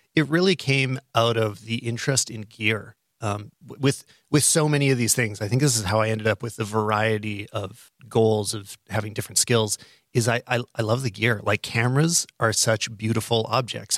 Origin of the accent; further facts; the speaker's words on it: Calgary, Alberta, Canada; my hometown of, uh, Calgary